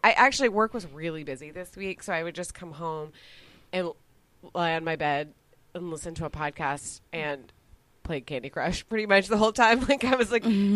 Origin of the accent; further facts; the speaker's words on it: Dallas, Texas, United States; now in Austin, United States; I was exotic being from Texas